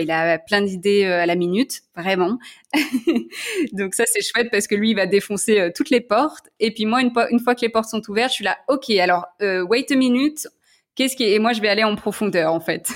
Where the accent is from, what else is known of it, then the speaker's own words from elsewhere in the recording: Lyon, Auvergne-Rhône-Alpes, France; moved away; je suis lyonnaise